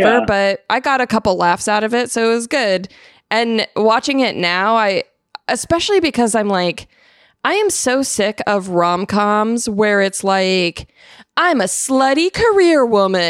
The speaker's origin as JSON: {"language": "English", "region": "Arizona", "country": "United States", "said": "I'm from Arizona"}